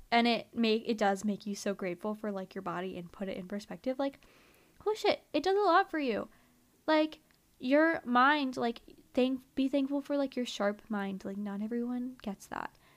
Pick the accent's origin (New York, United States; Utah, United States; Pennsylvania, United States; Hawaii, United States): Pennsylvania, United States; near Philadelphia; moved away; I grew up in Philly, you know?" And, or, like, near Philly